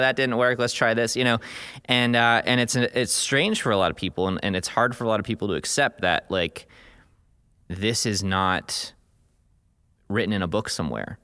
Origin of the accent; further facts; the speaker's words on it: United States; growing up in the United States